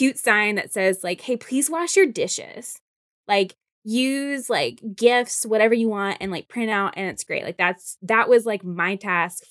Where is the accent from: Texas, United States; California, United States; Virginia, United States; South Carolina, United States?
Virginia, United States; Stafford; born or raised there; moved away as an adult; now in New York, United States